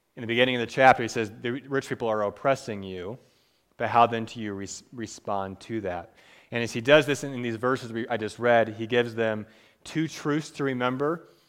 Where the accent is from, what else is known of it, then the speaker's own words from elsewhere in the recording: Cleveland, Ohio, United States; moved away; I'm from Cleveland, from Cleveland